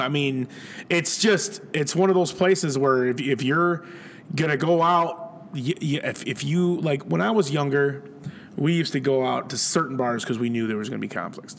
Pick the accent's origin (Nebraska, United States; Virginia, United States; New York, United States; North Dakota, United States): New York, United States; Buffalo; No, that ain't me. I'm from Buffalo.